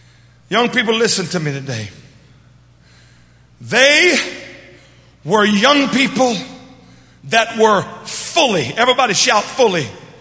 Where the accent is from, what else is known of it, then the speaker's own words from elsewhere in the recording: Louisiana, United States; We it ain't good English, but I'm from Louisiana.